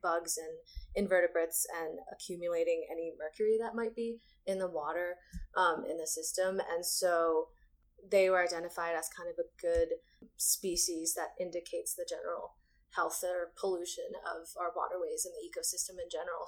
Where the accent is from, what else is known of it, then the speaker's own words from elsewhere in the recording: New Jersey, United States; moved away as an adult; also born or lived in Tennessee; I'm from New Jersey, and then I just finished my undergrad in Tennessee.